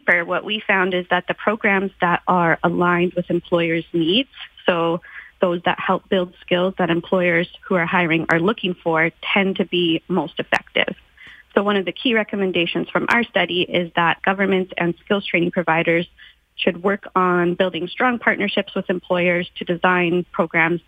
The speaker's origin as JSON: {"language": "English", "region": "Alberta", "country": "Canada", "tie": "born or raised there", "moved": "yes", "said": "having myself been born and raised in Alberta and still having many friends and family members in the area"}